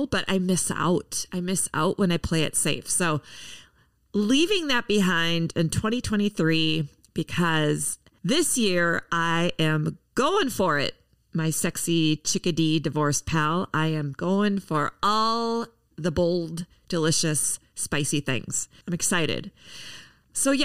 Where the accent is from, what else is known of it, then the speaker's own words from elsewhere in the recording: Minneapolis, Minnesota, United States; here in my hometown of Minneapolis